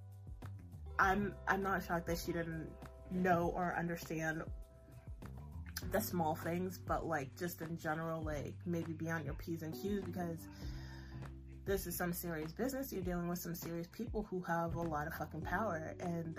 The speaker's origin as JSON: {"language": "English", "country": "United States", "said": "as an American"}